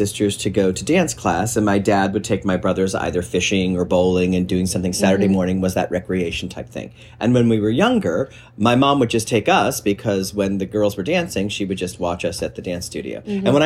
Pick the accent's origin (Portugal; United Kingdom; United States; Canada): United States; Beaver Falls, Pennsylvania; moved away as an adult; also born or lived in New York; now in North Carolina, United States; I grew up in a small town, small city called Beaver Falls